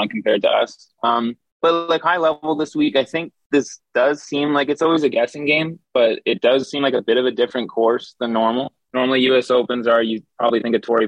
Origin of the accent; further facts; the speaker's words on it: Ottawa, Ontario, Canada; now in Toronto, Canada; I grew up in Ottawa